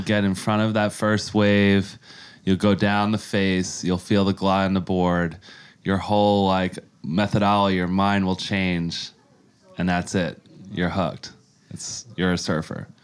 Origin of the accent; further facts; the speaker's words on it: Yonkers, New York, United States; moved away as an adult; now in San Diego, United States; I grew up in Yonkers, New York, uh, my whole life, and I was there till I was about twenty-five, and I headed out to San Diego